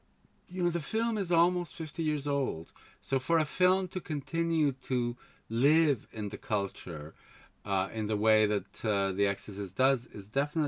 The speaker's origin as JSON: {"language": "English", "country": "Canada", "tie": "born or raised there", "also_born_or_lived": "Spain", "said": "I grew up in Canada, really. Okay. I mean, you know, we moved to Canada when I was seven."}